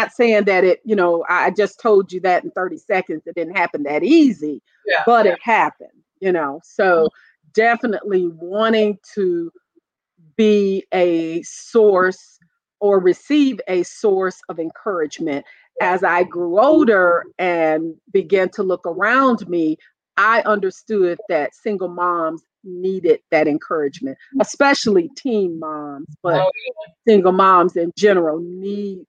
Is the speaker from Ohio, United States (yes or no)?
yes; Toledo, Ohio, United States; moved away as an adult; now in North Carolina, United States; I grew up in Toledo, and I was a teen mom